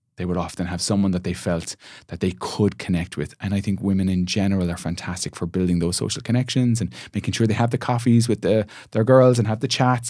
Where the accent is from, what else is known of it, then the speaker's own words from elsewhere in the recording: Shannon, Munster, Ireland; moved away as an adult; now in Cork, Ireland; my hometown of Shannon